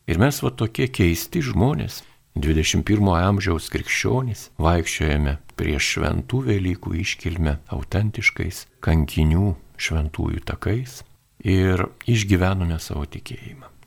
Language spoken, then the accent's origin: Lithuanian; Lithuania; mes lietuviai gyvenantis šiaurėje Lietuvoje, gana toli nuo krikščionybės centrų